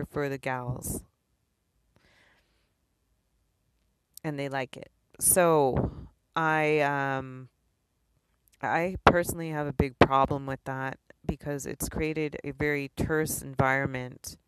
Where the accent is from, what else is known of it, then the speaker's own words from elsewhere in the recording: East Coast, United States; now in Honolulu, United States; I am from the East Coast